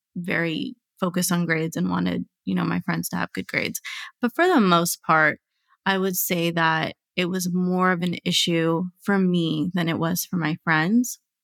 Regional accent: United States; I was born and raised here

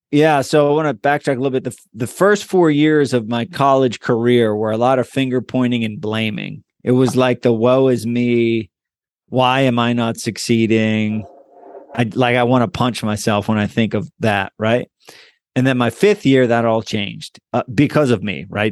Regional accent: Hollidaysburg, Pennsylvania, United States; moved away as an adult; also born or lived in East Hanover, New Jersey; Hollidaysburg, P A.

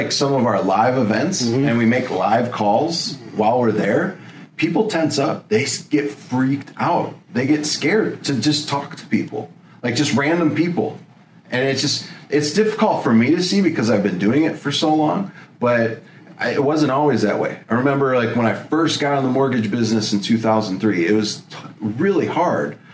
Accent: Elgin, Illinois, United States; moved away; back where I grew up in Elgin, Illinois

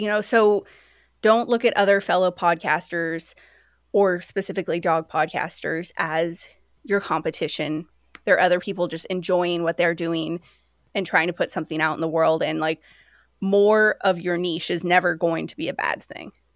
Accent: Sacramento, California, United States; also born or lived in London; now in Seattle, United States; I'm originally from Sacramento

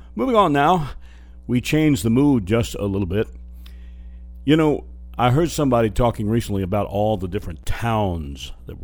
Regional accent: Louisiana, United States; my home state of Louisiana

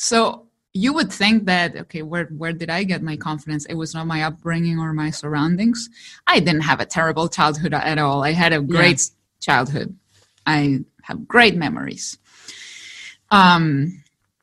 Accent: Chile; English is a second language; me who comes from Chile? English is my second language.

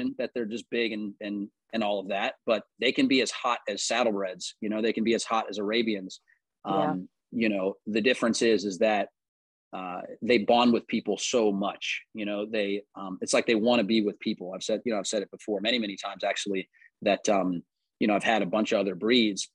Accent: Charlotte, North Carolina, United States; also born or lived in North Adams, Massachusetts / Cherryville, North Carolina; We moved down here when we were three, or when I, not we, I was three.

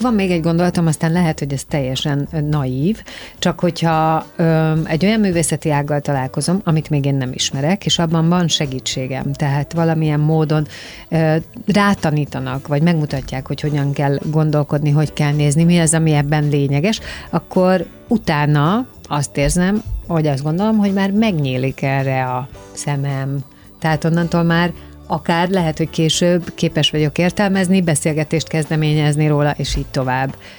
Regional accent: Hungary; mi, magyarok

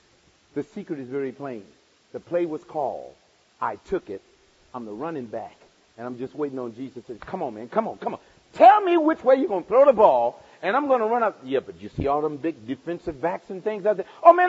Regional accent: Olivet, United States; Oh yeah, I grew up in Olivet, but I became a Christian in Olivet when I was 23.

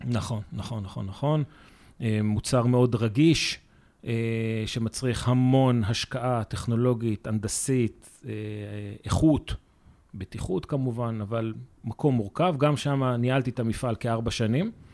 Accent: Israel; אנחנו כישראלים

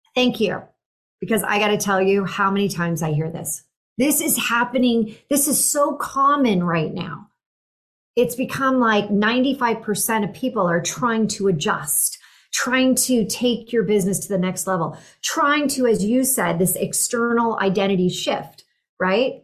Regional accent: Silicon Valley, California, United States; I grew up in the Silicon Valley

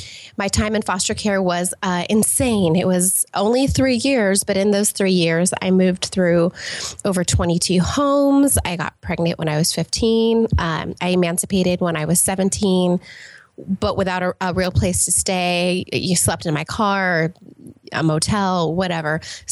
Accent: California, United States; born there; also born or lived in England / Los Angeles; I was born in Southern California, actually, and to a single mother, and lived all over the place, including, you know, as we were talking about, England and Los Angeles and all over the place.

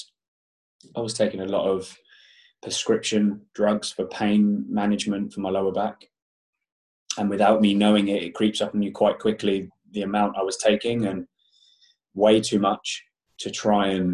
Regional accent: Portsmouth, South East England, United Kingdom; moved away as an adult; now in London, United Kingdom; I'm actually from Portsmouth on the south coast, but I moved to London when I was 19, so many moons ago

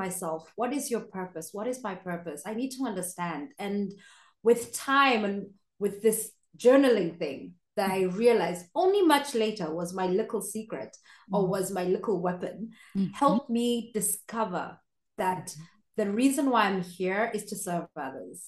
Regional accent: Kenya; moved away as an adult; now in Austria; I'm Kenyan, born and raised, but I moved to Austria

